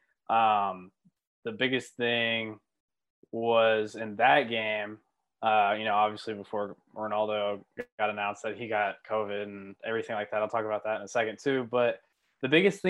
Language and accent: English; United States; I'm American